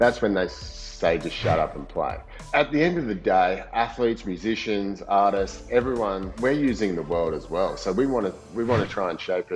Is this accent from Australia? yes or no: yes; Coolangatta, Queensland, Australia; my hometown too, Coolangatta